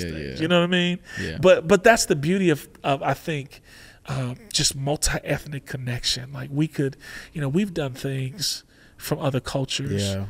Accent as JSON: {"language": "English", "region": "Oregon", "country": "United States", "said": "I said, I come from Oregon, so it's not going to sound like Oregon."}